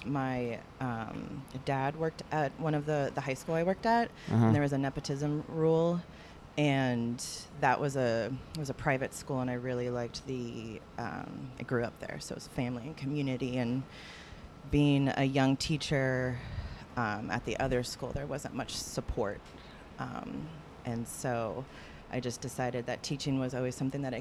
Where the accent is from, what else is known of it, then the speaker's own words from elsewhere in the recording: Silicon Valley, Bay Area, California, United States; growing up in Silicon Valley, that was, you know, Google and Facebook